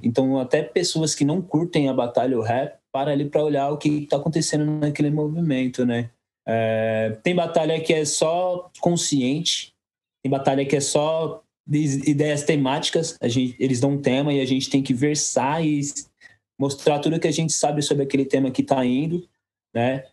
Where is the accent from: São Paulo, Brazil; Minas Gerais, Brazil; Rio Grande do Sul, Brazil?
São Paulo, Brazil; Guarulhos; Sou, nós somos do Soberana, São João, Pimentas é outro lado da Dutra